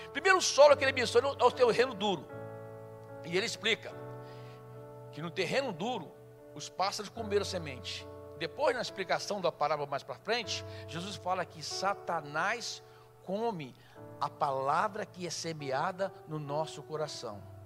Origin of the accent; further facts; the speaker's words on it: Rio de Janeiro, Brazil; Nós nascemos na mesma cidade, mas ela foi criada em São Paulo, eu fui criado no Rio